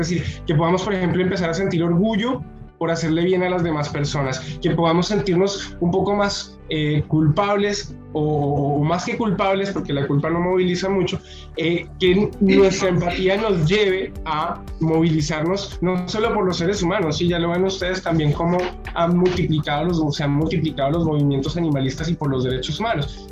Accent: Colombia; moved away; allí en Colombia, eh, de donde vengo yo

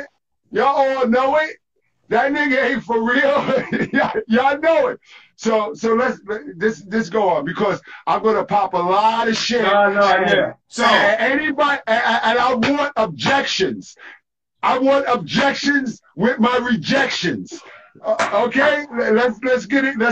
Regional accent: New York City, New York, United States; I'm from East New York, Pink Houses, Building 17

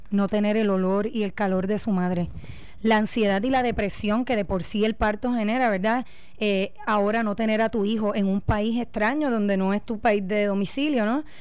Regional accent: Puerto Rico

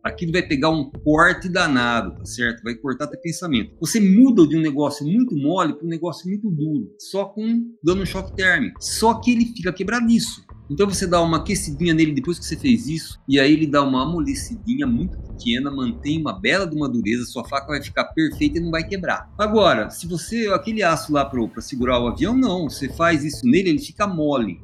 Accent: São Carlos, São Paulo, Brazil; moved away as an adult; now in Londrina, Brazil; sou de São Carlos

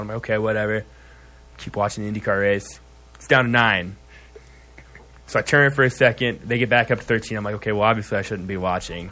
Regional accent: Iowa, United States; I'm from Iowa

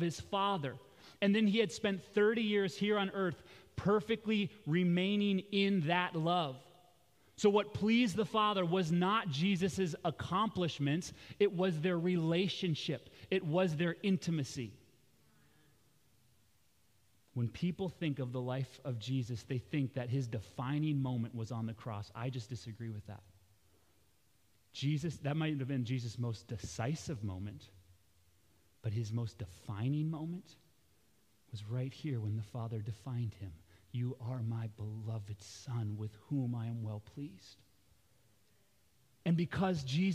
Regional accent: United States; as American Christians

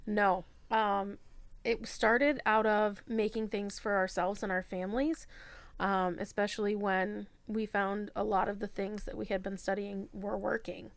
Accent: Michigan, United States; also born or lived in Florida / Georgia / South Bend; now in Fort Wayne, United States; I'm originally from Michigan, um, but this is kinda home for now

